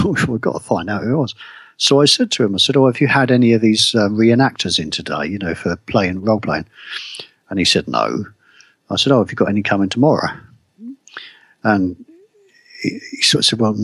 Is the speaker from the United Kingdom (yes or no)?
yes; United Kingdom; me as a Brit